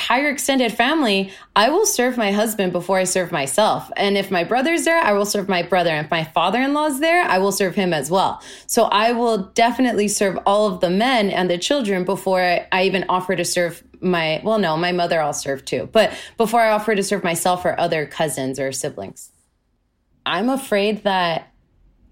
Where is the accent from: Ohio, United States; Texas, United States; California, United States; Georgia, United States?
California, United States; San Diego; moved away as an adult; now in Los Angeles, United States; I currently live in Los Angeles, but I'm originally from San Diego, California. And I grew up